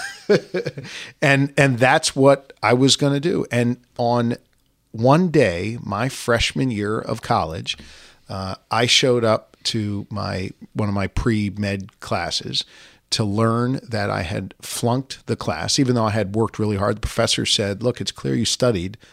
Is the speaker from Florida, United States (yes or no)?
no; suburban Philadelphia, Pennsylvania, United States; born or raised there